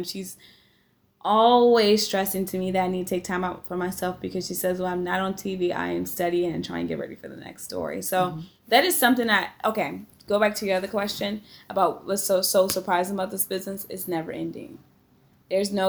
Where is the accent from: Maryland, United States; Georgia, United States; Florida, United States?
Maryland, United States; accent: Mid-Atlantic; moved away as an adult; now in Iowa, United States; as a child growing up in Maryland